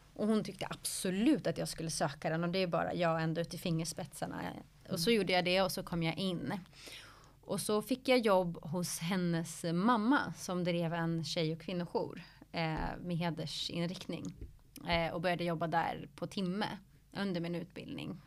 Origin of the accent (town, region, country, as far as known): Stockholm, Stockholm County, Sweden; born or raised there; also born or lived in Flemingsberg